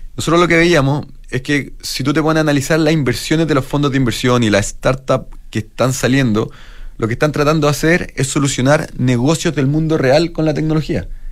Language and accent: Spanish; Chile; como chilenos